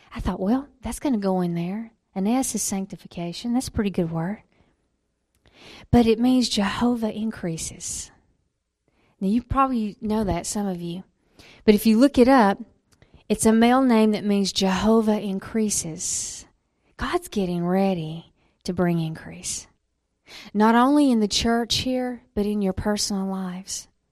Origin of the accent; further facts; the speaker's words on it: Alabama, United States; I was born in Alabama